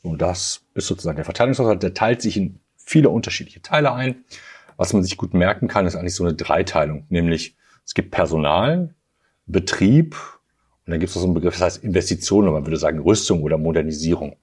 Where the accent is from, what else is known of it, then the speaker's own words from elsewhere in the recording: Germany; hier bei uns in Deutschland